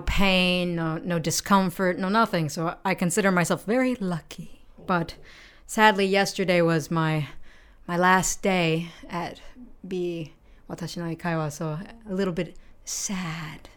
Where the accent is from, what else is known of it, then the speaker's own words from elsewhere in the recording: United States; now in Japan; I'm American